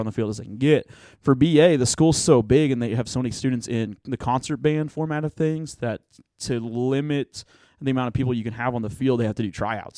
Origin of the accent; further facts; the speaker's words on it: Tulsa, Oklahoma, United States; also born or lived in Broken Arrow, Oklahoma; I was born and raised in Tulsa, Oklahoma, so Oki from the, from the start of it.